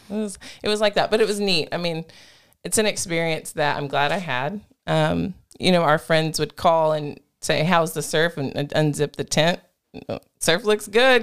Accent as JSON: {"language": "English", "town": "Groesbeck", "region": "Texas", "country": "United States", "tie": "born or raised there", "moved": "yes", "said": "my hometown, Grosbeck"}